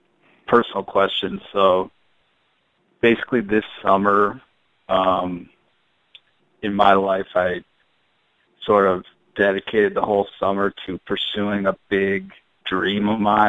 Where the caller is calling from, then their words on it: Chicago, Illinois, United States; This is … from Chicago.